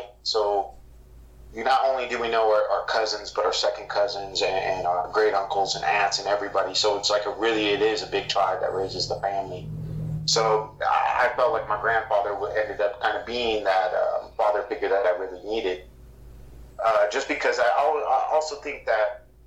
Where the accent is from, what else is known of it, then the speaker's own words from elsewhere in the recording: San Diego, California, United States; my family and where we're from Southeast San Diego